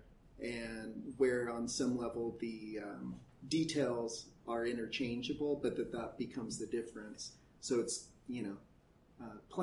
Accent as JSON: {"language": "English", "area": "Central Valley", "region": "California", "country": "United States", "tie": "born or raised there", "also_born_or_lived": "Chicago, Illinois", "said": "I grew up in the Central Valley"}